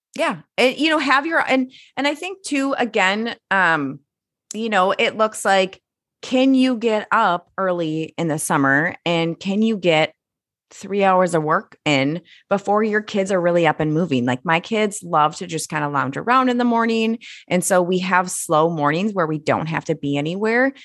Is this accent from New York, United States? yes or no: no; Minnesota, United States; as a Minnesotan